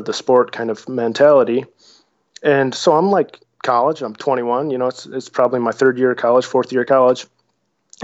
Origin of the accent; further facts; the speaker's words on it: Lake Michigan, Midwest, United States; I grew up on Lake Michigan